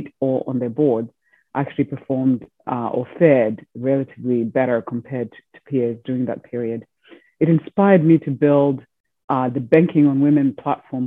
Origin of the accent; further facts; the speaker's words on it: Zimbabwe; moved away; also born or lived in Europe / United States; I was born in Zimbabwe, educated in Europe, and then finally in the United States.